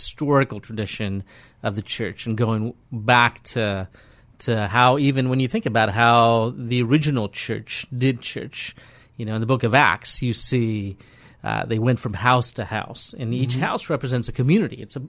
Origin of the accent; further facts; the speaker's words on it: India; now in Portland, United States; my home country of India.